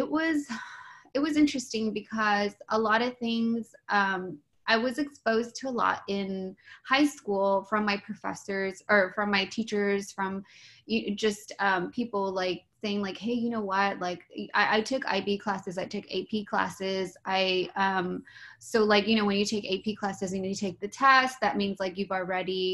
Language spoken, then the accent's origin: English; San Bernardino, California, United States; also born or lived in West Covina; now in Los Angeles, United States; I was born and raised in San Bernardino up until I was like 22